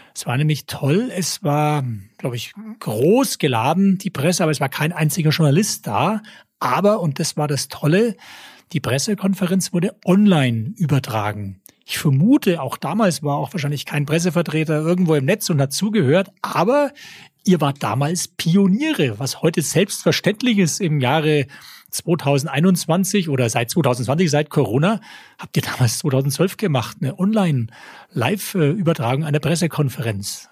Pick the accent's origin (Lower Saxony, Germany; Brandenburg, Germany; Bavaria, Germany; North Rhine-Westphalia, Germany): Bavaria, Germany; Nuremberg; also born or lived in Berlin; Geboren bin ich in Nürnberg, hier aufgewachsen, zur Schule gegangen